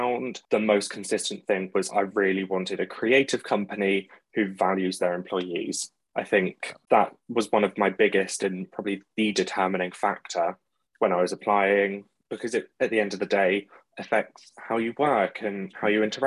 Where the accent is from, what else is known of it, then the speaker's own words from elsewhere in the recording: Maidenhead, South East England, United Kingdom; now in London, United Kingdom; currently in North Greenwich in London, but originally from Maidenhead over in Berkshire